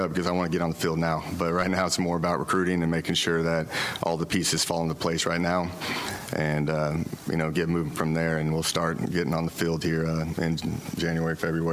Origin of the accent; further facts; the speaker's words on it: Oklahoma, United States; now in Waco, United States; I'm from Oklahoma